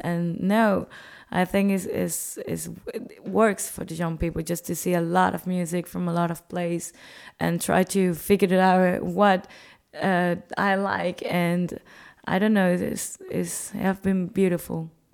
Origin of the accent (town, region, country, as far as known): Cuba